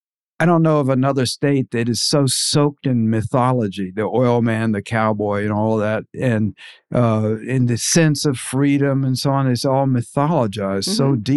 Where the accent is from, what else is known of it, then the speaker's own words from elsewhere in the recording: Abilene, Texas, United States; also born or lived in Oklahoma City / Dallas; I grew up in Abilene and Dallas.